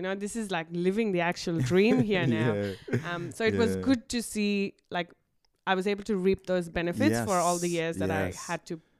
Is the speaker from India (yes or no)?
yes; India; now in Australia; So it's always been a dream for my family and me to move to Australia for a better life. Because in India, we're minorities.